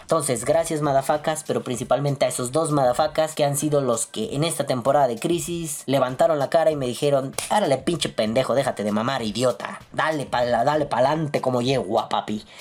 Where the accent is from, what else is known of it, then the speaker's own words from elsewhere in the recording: Mexico; como mexicanos